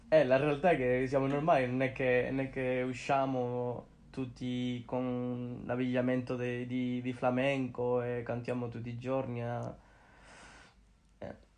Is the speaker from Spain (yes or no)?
yes; Bujalance, Córdoba, Andalusia, Spain; Italian is a second language; moved away as an adult; also born or lived in Granada / Seville / Nice; now in Switzerland; vengo da, da una piccola città di Cordova chiamata Bucaranfe